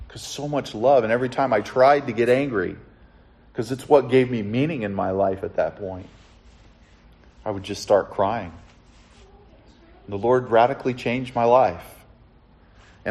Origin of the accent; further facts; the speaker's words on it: Southern California, United States; I grew up in Southern California